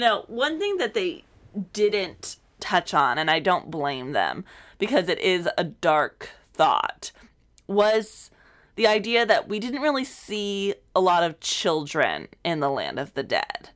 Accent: South Texas, United States; moved away; I grew up in South Texas

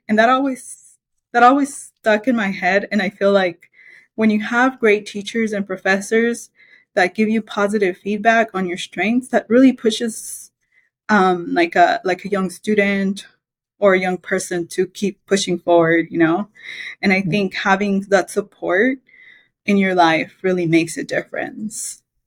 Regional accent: Belize; moved away; I was born in Belize. It's a small little country in Central America

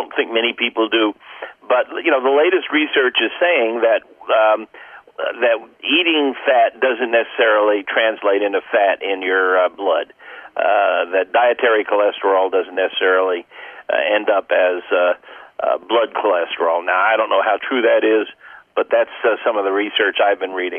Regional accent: Cape Canaveral, Florida, United States; I was raised on Cape Canaveral

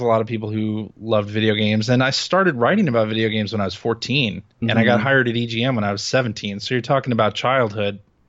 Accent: Chicago, Illinois, United States; I grew up in Chicago. That's right.

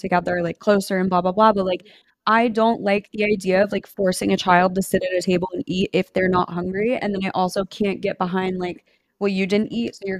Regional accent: United States; the difference of growing up in America and like growing up not in America

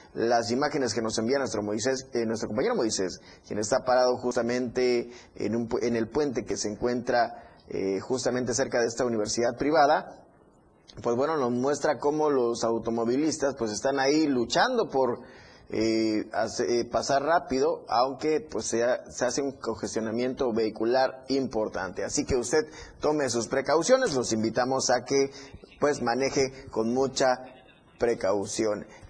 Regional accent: Tuxtla Gutiérrez, Chiapas, Mexico; todos los que vivimos en Tuxla los que somos tuxlecos

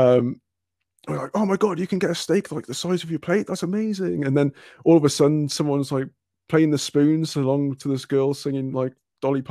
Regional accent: Cardiff, Wales, United Kingdom; where I'm from, I'm originally from Cardiff

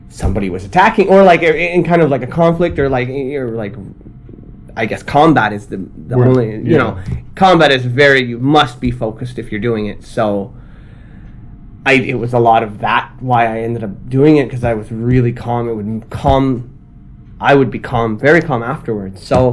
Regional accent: Ottawa, Ontario, Canada; moved away as an adult; also born or lived in China; now in Tokyo, Japan; I'm from Canada. I'm from Ottawa, Canada.

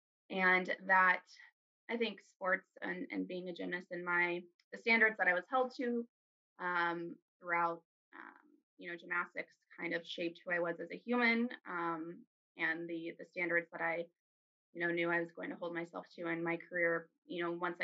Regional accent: Arizona, United States; I'm from Arizona. I'm a native here.

